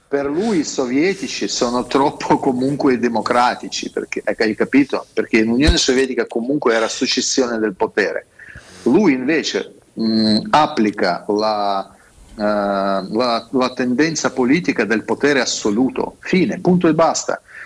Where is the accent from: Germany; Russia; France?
Russia; Italian is a second language; moved away as an adult; now in Italy; io sono russo